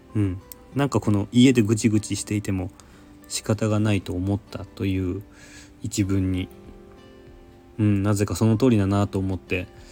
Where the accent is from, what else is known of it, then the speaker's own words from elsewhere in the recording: Nagasaki, Japan; now in Tokyo, Japan; 私の出身の長崎